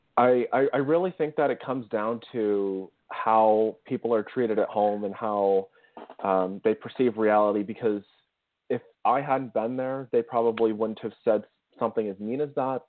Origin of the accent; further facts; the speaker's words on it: Ottawa, Ontario, Canada; a company in my hometown called Kinaxis